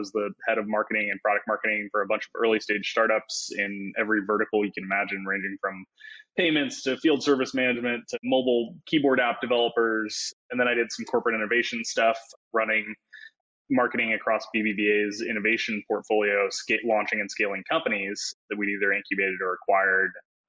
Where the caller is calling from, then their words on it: Los Angeles, California, United States; moved away; Calling in from Los Angeles, which I recently moved to.